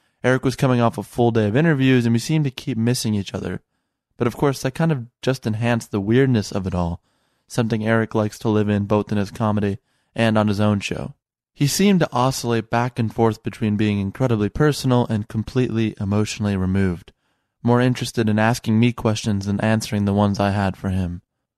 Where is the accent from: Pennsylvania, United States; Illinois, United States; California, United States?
Illinois, United States; Chicago